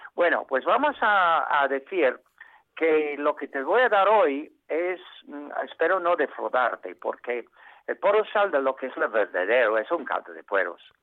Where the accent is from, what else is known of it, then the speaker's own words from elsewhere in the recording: England, United Kingdom; Spanish is a second language; also born or lived in Asturias, Spain; now in Spain; nosotros los ingleses